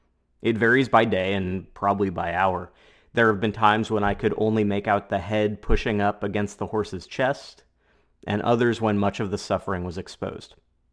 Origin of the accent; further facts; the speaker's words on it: Portland, Oregon, United States; my hometown, Portland, Oregon.